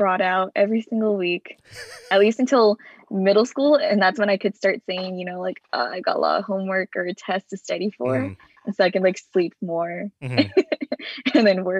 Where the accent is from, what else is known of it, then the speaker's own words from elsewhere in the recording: Fresno, California, United States; moved away; I am from Fresno, California, and I have always been going to the Fresno Obetsuan Buddhist Temple. And I would say my family is very involved.